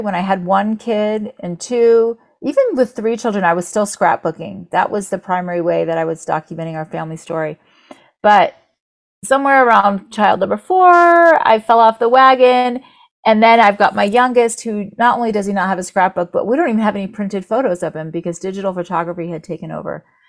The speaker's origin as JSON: {"language": "English", "town": "Orlando", "region": "Florida", "country": "United States", "tie": "born or raised there", "said": "I grew up in Orlando, so about 40 minutes away from Disney"}